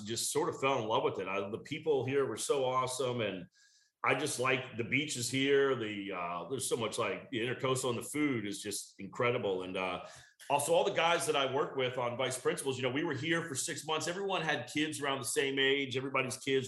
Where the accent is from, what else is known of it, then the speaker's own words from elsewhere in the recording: Virginia, United States; moved away; growing up in Virginia